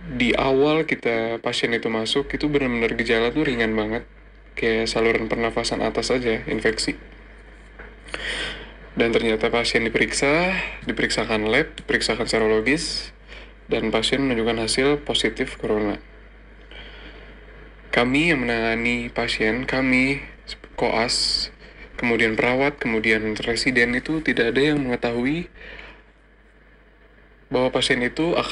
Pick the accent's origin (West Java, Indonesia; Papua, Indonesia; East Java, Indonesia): West Java, Indonesia; Bekasi; now in Malang, Indonesia; Ya, gue asal Bekasi, tapi sekarang gue sekarang menjalani tugas di Rumah Sakit Saiful Anwar Malang sebagai dokter muda atau koas.